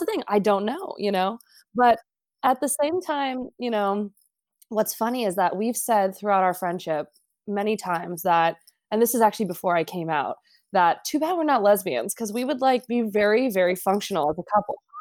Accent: Los Angeles, California, United States; we grew up in Los Angeles.

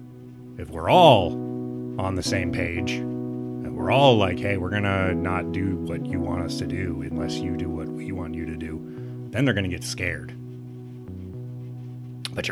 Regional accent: Midwest, United States; It is really hard to be a big, weird guy growing up in the Midwest

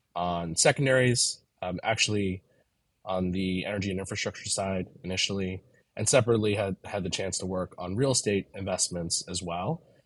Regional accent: New York City, New York, United States; I grew up in Manhattan and Brooklyn, and most of my family is, is still here in Brooklyn. So I'm a New Yorker.

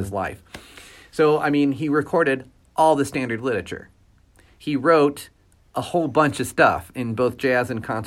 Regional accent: St. Louis, Missouri, United States; now in Kansas City, United States; I'm from St. Louis.

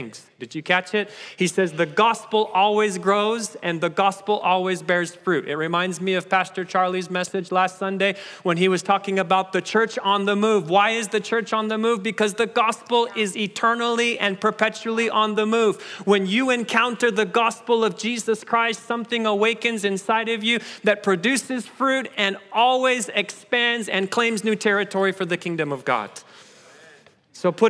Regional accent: Kenya; moved away; I was born in Kenya, which makes me a bit of an African-American

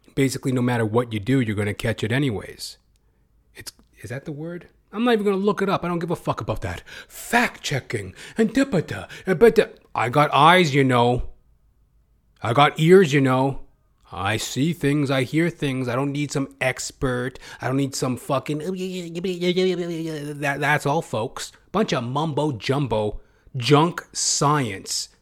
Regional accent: Edmonton, Alberta, Canada; As I am a Canadian myself. Born and bred, Edmonton, Alberta

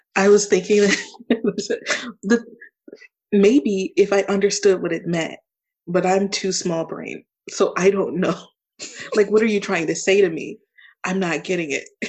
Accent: Baltimore, Maryland, United States; also born or lived in California / Savannah / Fort Stewart / El Paso; Baltimore is technically technically the place that I was raised. I moved there six months after my life started

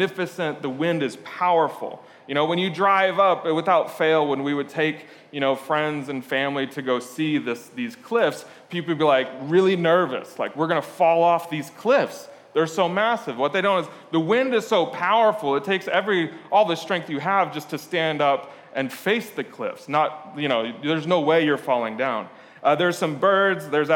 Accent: Lisbon, Portugal; moved away; I grew up in Lisbon, Portugal.

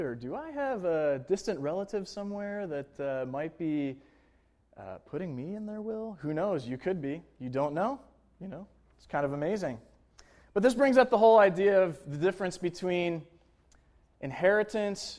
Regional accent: Buffalo, New York, United States; moved away as an adult; also born or lived in Manhattan; now in New York City, United States; I went back to my hometown in Buffalo, New York

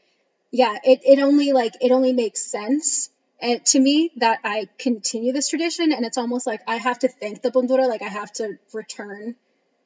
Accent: Connecticut, United States; now in Toronto, Canada; I grew up in the States, in the northeastern U.S., so in Connecticut

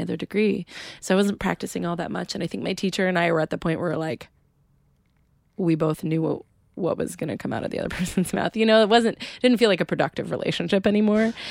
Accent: Adirondacks, New York, United States; also born or lived in Plattsburgh, New York; I grew up in a tiny town in the Adirondacks

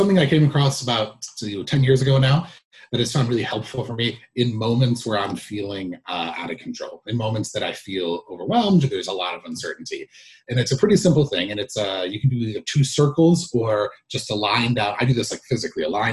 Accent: United States; as an American

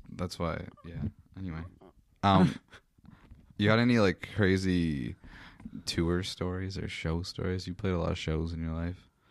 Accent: Meaford, Ontario, Canada; Mayfield's not too bad of a place to be from

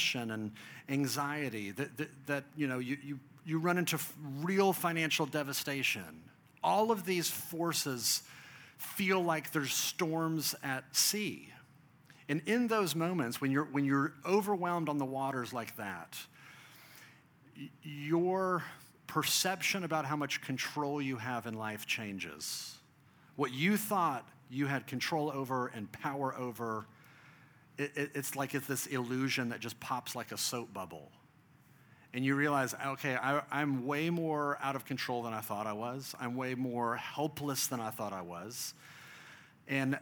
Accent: Dallas, Texas, United States; I grew up in Texas, I grew up in Dallas

